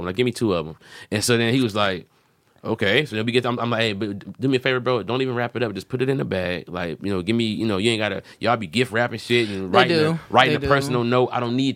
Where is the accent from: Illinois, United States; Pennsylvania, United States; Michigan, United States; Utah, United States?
Michigan, United States; Detroit; I'm from Detroit